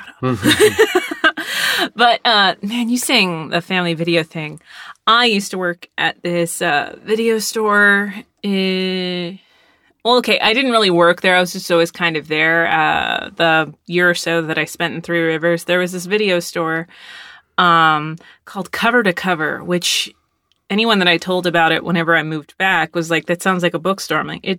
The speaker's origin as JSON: {"language": "English", "town": "Arlington", "region": "Texas", "country": "United States", "tie": "born or raised there", "said": "My friends growing up in Arlington, Texas, we watched horror movies often."}